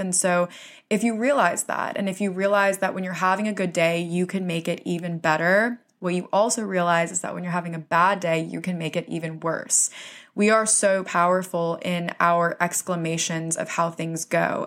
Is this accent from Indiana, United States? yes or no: no; Florida, United States; now in New York City, United States; I'm originally from Florida, so I grew up in a place where there was no winter.